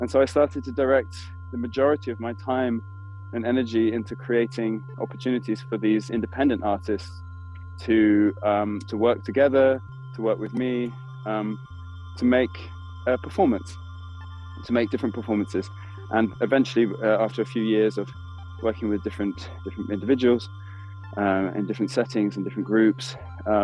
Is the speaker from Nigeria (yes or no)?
no; United Kingdom; now in Berlin, Germany; I'm a British Berlin-based theatre director and producer.